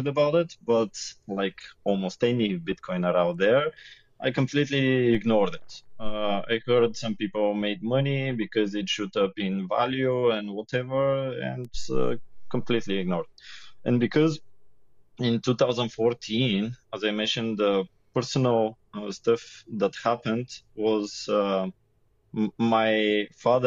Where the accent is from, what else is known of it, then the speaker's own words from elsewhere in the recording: Sofia, Sofia City, Bulgaria; also born or lived in Yambol, Bulgaria; I am born in another city, Yambo. But since first grade of school, I'm in Sofia, and now that's almost 30 years I live here